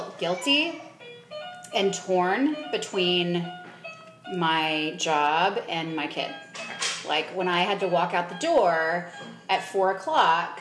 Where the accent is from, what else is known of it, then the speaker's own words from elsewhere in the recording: United States; I'm an American parent